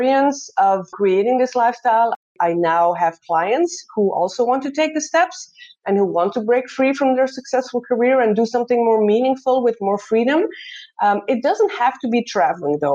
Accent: Belgium; moved away as an adult; also born or lived in Netherlands; now in Brisbane, Australia; I'm originally born and raised in Belgium

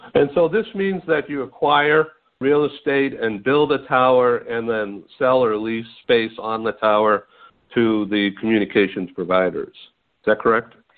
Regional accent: Boston, Massachusetts, United States; now in California, United States; I'm a gringo from Boston originally, transplanted Californian

